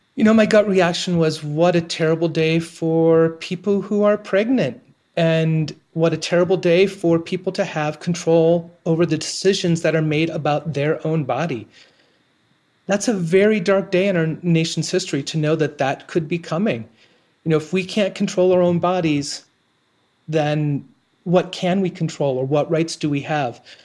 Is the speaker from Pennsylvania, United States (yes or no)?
no; Ohio, United States; moved away as an adult; moving back to my hometown